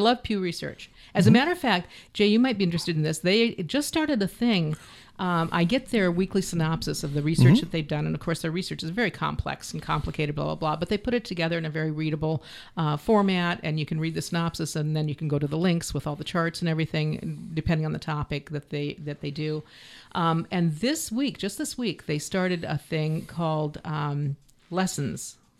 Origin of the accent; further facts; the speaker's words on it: Canada; I'm from Canada.